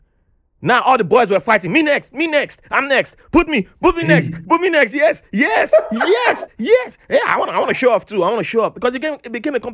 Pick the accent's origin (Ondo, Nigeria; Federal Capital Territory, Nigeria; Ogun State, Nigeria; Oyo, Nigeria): Oyo, Nigeria; Ibadan; moved away as an adult; now in United States; I moved to a different city, Ibadan, and then there were no French teachers there.